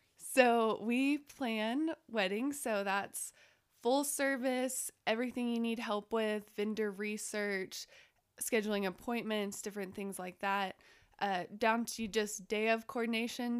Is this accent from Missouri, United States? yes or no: no; Waco, Texas, United States; moved away as an adult; now in Lubbock, United States; I'm originally from Waco. I moved here, like a lot of people, to go to tech and fell in love with Lubbock